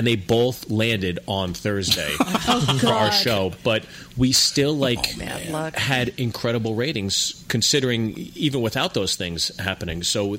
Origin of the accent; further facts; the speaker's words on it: Pittsburgh, Pennsylvania, United States; also born or lived in New Jersey; I was born in Jersey. I grew up in Pittsburgh.